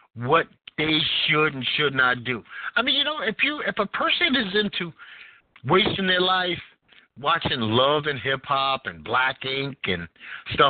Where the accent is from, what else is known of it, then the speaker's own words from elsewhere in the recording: New York City, New York, United States; also born or lived in Greenwich Village; I was born and raised and sculptured in Bed-Stuy